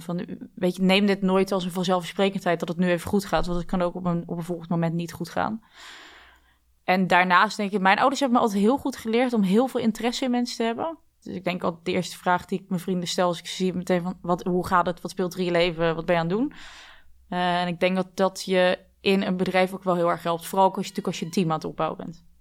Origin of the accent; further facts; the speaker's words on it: Dordrecht, South Holland, Netherlands; geboren in Dordrecht, met twee zussen dus, waarvan één een tweelingzus